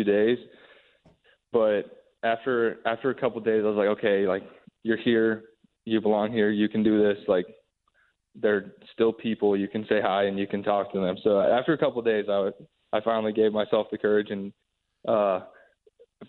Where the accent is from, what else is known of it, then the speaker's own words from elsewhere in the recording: Indiana, United States; I'm from Indiana